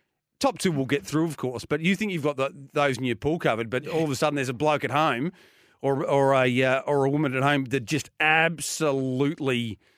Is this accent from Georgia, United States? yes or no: no; Detroit, Michigan, United States; Favourite pack of jokers has never been to my hometown, Detroit.